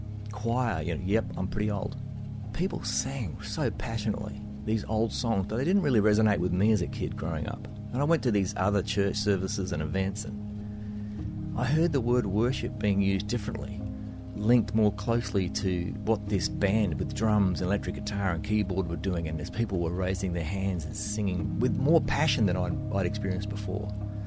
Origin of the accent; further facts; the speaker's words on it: Australia; accent: between Australian and New Zealand; also born or lived in Nashville, United States; now in New Zealand; I'm beaming in to make this podcast from my home in New Zealand, but I'm originally from Australia. That's the accent, somewhere between Australia and New Zealand, I guess.